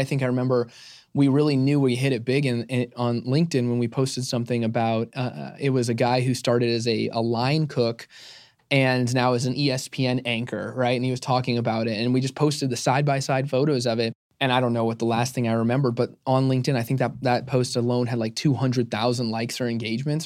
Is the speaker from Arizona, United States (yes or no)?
yes; Arizona, United States; I'm born and raised in Arizona